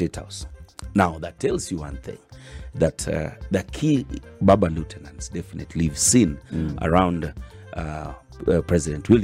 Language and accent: English; Nyanza, Kenya; now in Nairobi, Kenya